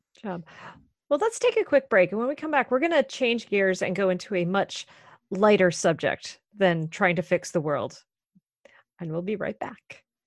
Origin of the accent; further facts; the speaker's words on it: Maine, United States; now in North Carolina, United States; I grew up in Maine